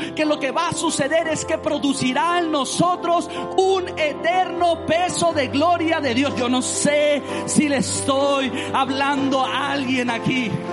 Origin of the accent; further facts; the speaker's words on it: Mexico; cómo somos los mexicanos